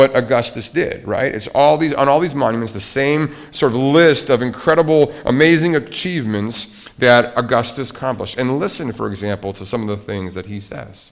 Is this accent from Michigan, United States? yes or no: no; Montana, United States; I grew up in Montana, conservative